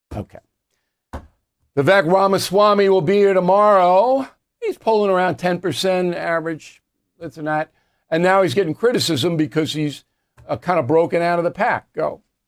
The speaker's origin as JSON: {"language": "English", "town": "Levittown", "region": "New York", "country": "United States", "tie": "born or raised there", "moved": "yes", "said": "Levittown, New York, my hometown."}